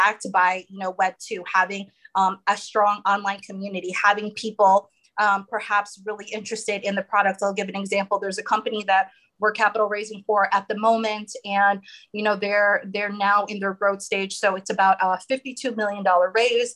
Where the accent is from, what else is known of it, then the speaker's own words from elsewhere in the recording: United States; I'm American